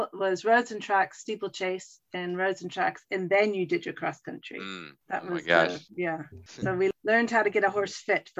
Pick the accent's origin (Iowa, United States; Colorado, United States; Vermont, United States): Vermont, United States; moved away as an adult; also born or lived in Lake Placid, New York / Kenya / South Africa / Hong Kong; I'm from Vermont, originally from Vermont, and went to Ski Academy in Lake Placid, New York, and then went to the University of Vermont. And when I finished UVM, I started traveling and ended up in Kenya and then off to South Africa.